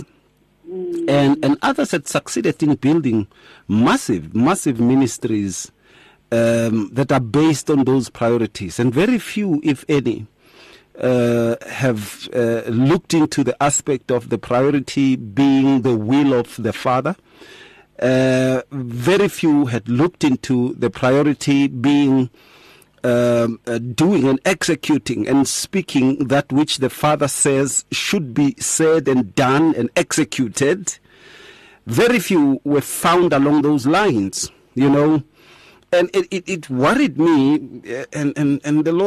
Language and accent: English; Atteridgeville, Gauteng, South Africa; growing up in Attridgeville.